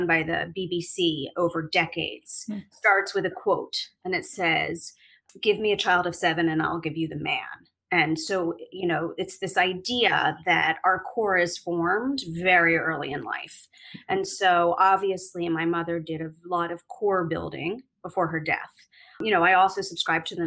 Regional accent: Philadelphia, Pennsylvania, United States; moved away as an adult; also born or lived in New York; I'm from Philadelphia originally. I was born in Mount Airy, a small area of Philadelphia. And then I moved to the suburbs for school. And I spent my entire time in the Philadelphia suburbs until I went off to college and then to New York.

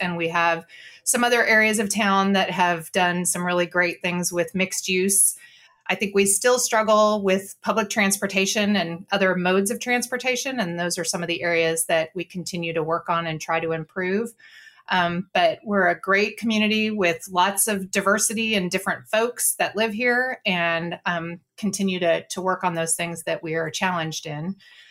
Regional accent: California, United States; moved away as an adult; now in Fort Worth, United States; Texas, where I have lived since my husband and I got married almost 32 years ago. And I'm originally from California, but now I live in Fort Worth, Texas.

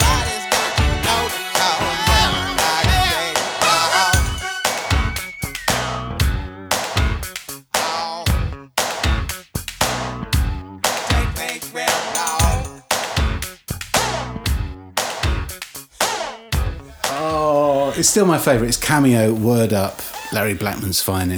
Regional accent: London, United Kingdom; also born or lived in Feltham; I grew up in London

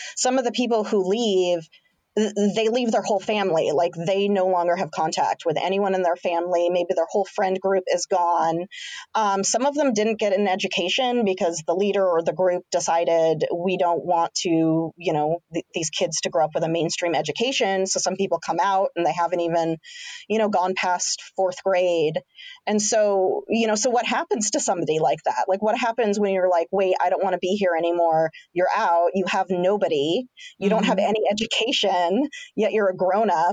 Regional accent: Santa Barbara, California, United States; moved away; I grew up in Santa Barbara and now I'm here

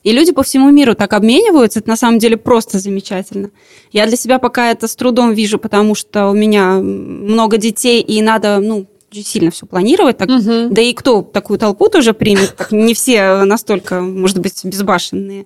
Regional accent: Latvia; откуда мы приехали, мы говорим, из Латвии

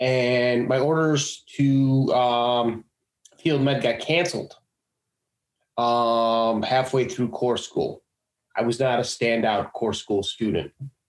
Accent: Chicago, Illinois, United States; moved away as an adult; I am from Chicago.

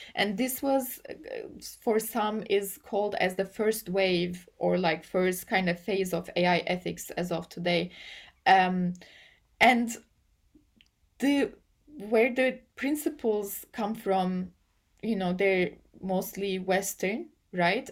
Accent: Turkey; English is a second language; I come from Turkey

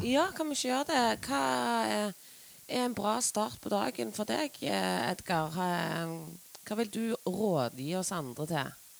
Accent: Stavanger, Rogaland, Norway; jeg er jo fra Stavanger

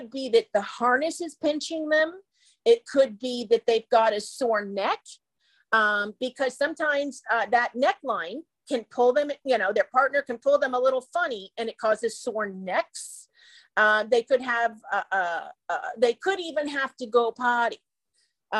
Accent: Midwest, United States; I was a Midwestern native

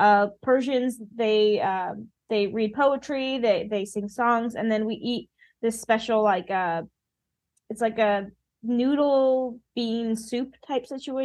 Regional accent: California, United States; I'm from California.

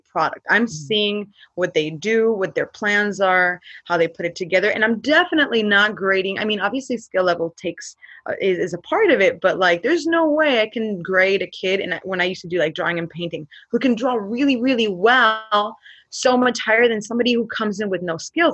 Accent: San Fernando, California, United States; I'm from the San Fernando Valley, city of San Fernando, and the school is San Fernando High School.

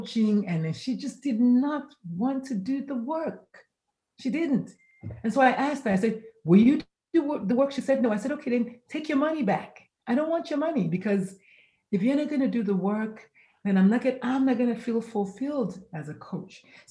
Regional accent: Nigeria; now in San Antonio, United States; I am Nigerian by birth, but currently I reside in San Antonio, Texas

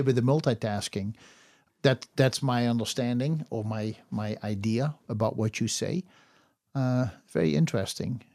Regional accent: Netherlands; I was born in the Netherlands

